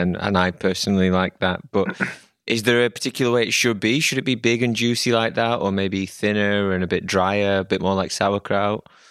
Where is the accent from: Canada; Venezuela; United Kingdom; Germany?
United Kingdom; now in Amsterdam, Netherlands; me being British